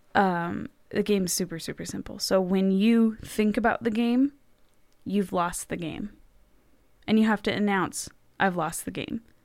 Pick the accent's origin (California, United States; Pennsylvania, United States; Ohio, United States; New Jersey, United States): California, United States; Los Angeles; moved away as an adult; now in Texas, United States; I come from Los Angeles